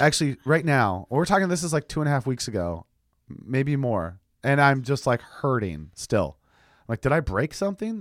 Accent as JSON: {"language": "English", "country": "United States", "said": "I'm that American"}